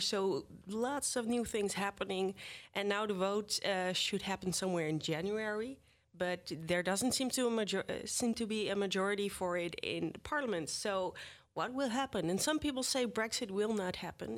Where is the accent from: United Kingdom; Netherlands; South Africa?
Netherlands; The Hague, South Holland; I'm from The Hague originally